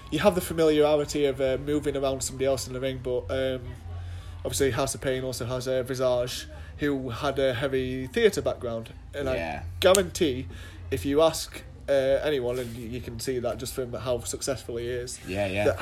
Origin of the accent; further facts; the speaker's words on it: Doncaster, Yorkshire and the Humber, United Kingdom; also born or lived in Loughborough; I first started out at a place in Doncaster, my hometown